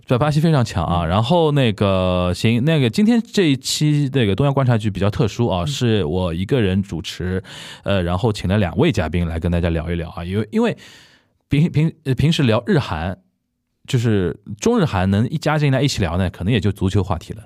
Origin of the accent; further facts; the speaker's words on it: Shanghai, China; 很喜欢小时候看。在上海看申花比赛